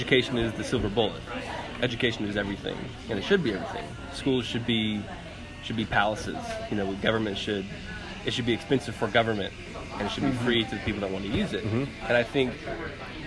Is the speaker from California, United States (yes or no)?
no; Southeast Texas, United States; this little rural town where I grew up in Southeast Texas